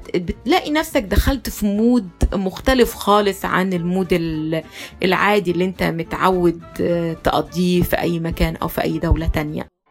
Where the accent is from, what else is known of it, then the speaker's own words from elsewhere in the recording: Egypt; عندنا في مصر